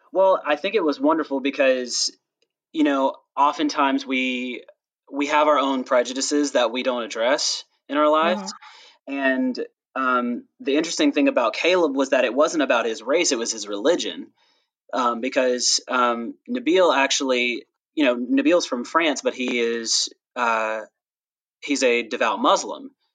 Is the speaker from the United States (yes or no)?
yes; the South, United States; I'm actually from the South